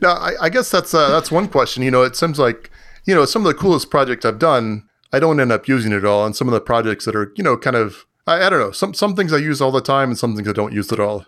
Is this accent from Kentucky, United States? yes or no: no; Florida, United States; I grew up in Florida